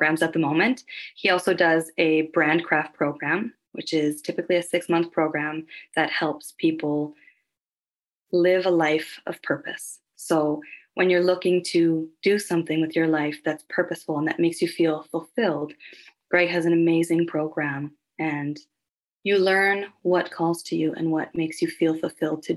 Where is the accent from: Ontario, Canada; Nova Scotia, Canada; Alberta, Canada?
Nova Scotia, Canada; Halifax; now in Calgary, Canada; I'm originally from Halifax, Nova Scotia, so that's where I was born and raised.